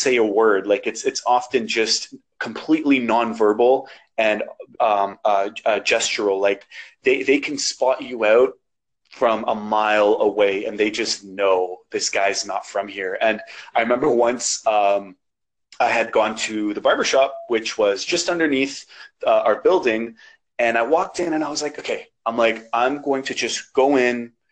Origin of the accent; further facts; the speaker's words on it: Canada; accent: Canadian; there's no real accent there. I sound Canadian, like I'm born here. Like I'm from the North, you know, like this is me, this is my country